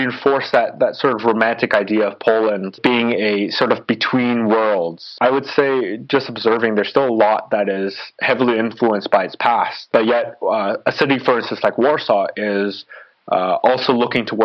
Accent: Toronto, Ontario, Canada; moved away as an adult; now in Paris, France; Born and raised in Toronto.

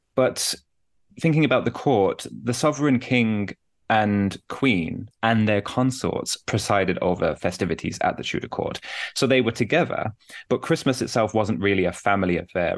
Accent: Birmingham, West Midlands, United Kingdom; moved away as an adult; also born or lived in Durham; now in Newcastle, United Kingdom; I'm originally from Birmingham in the UK, though I'm based in the north of England now

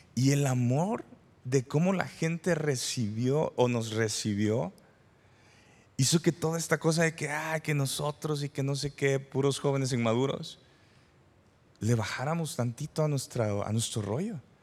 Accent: San Salvador, El Salvador; moved away as an adult; also born or lived in Durango, Mexico; now in Parral, Mexico; yo soy originario del El Salvador, de San Salvador, y me vine a estudiar a Durango, México

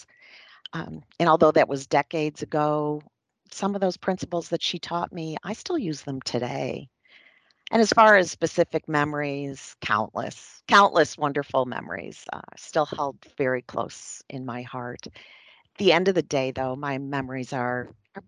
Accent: Western New York, United States; I grew up in Western New York

